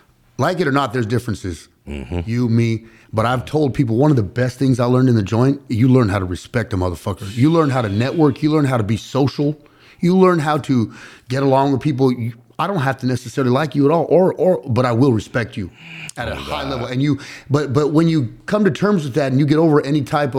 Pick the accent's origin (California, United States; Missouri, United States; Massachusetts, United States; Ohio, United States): California, United States; Los Angeles; I grew up in San Fernando Valley, East Side of the Valley.